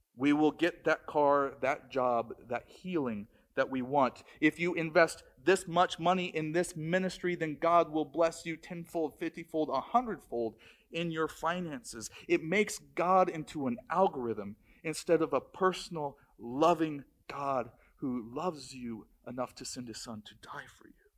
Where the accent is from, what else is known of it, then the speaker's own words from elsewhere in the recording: Maryland, United States; moved away; I grew up in Maryland